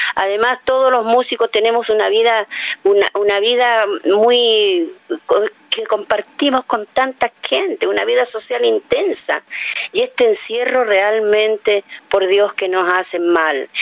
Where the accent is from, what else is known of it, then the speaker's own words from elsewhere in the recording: Chile; las tonadas más hermosas que pueden haber en mi patria